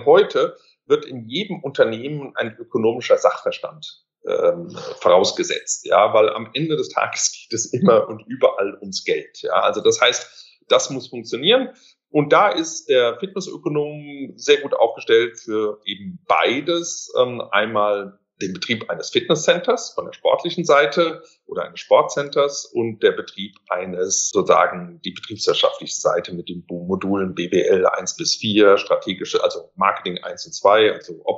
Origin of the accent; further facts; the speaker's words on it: Mainz, Rhineland-Palatinate, Germany; born there; also born or lived in Switzerland; Ich bin ähm, ja ursprünglich geboren in Mainz vor vielen, vielen Jahren.